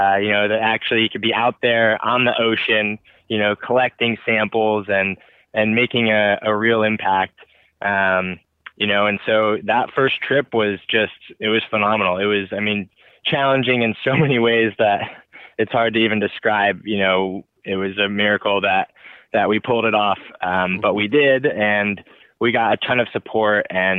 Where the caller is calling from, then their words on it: Santa Cruz, California, United States; But yeah, I'm checking in from Santa Cruz, California. So I've been hunkered down here since the pandemic began, pretty much.